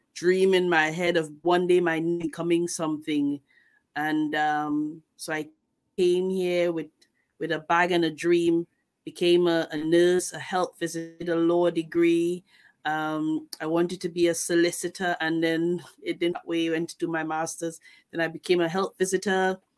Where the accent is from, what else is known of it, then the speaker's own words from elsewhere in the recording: Tobago, Trinidad & Tobago; moved away as an adult; now in United Kingdom; I am from Tobago. I live in the UK. I've been here for uh, maybe two decades now